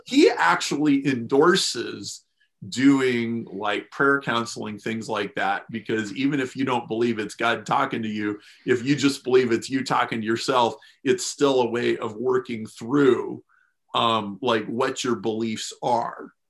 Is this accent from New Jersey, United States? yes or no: no; Lincoln, Nebraska, United States; I grew up in Lincoln, Nebraska